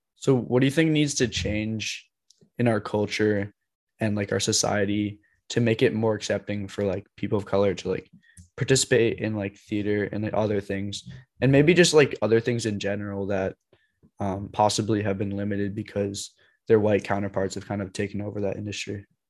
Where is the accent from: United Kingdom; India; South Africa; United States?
United States; I'm from the United States